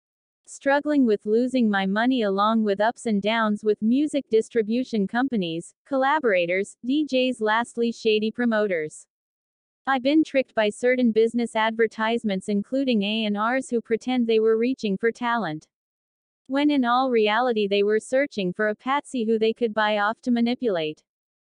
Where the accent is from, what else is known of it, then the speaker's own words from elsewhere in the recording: Las Vegas, Nevada, United States; Growing up in Las Vegas in the United States, many see this city as a lucky jackpot town because it is called Sin City.